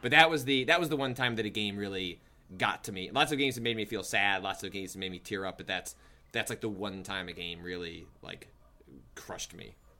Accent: Chicago suburbs, Illinois, United States; accent: Midwest; moved away; also born or lived in Wisconsin; I grew up in the Chicago suburbs and spent time in Wisconsin, so, uh, a very hearty Midwest accent

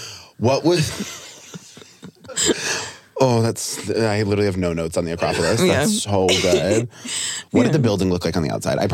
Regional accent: Vermont, United States; also born or lived in Rhode Island; I'm from Vermont.

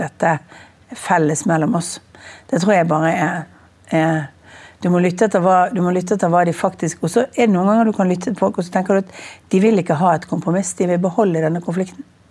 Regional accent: Bergen, Vestland, Norway; Jeg er bergenser

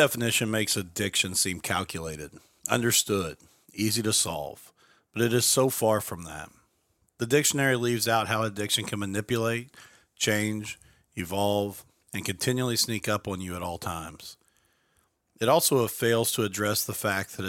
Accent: Mitchell, Indiana, United States; Ashley and I grew up together in Mitchell, Indiana, a small rural town in southern Lawrence County.

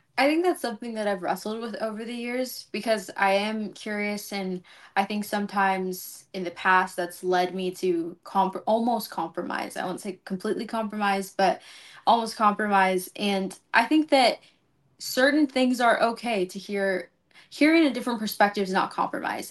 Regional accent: Los Angeles, California, United States; now in College Station, United States; originally from L

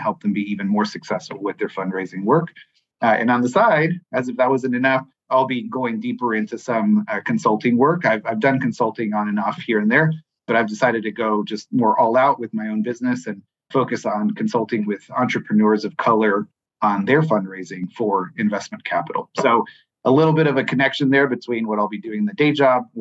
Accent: San Diego, California, United States; first language Spanish; English is a second language; moved away as an adult; also born or lived in Tijuana, Mexico / Houston, Texas; now in Louisville, United States; I was born and raised in San Diego, California, which sits right on the border with Mexico.

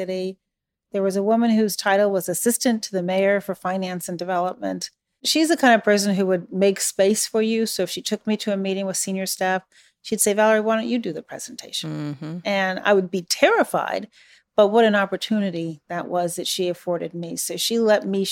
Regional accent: Chicago, Illinois, United States; also born or lived in Iran; Chicago. Did you grow up here? Yes. Were you born here? Well, no

